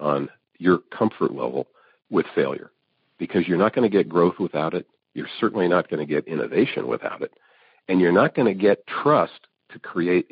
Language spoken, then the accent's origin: English; Evansville, Indiana, United States; moved away; I grew up in Evansville, Indiana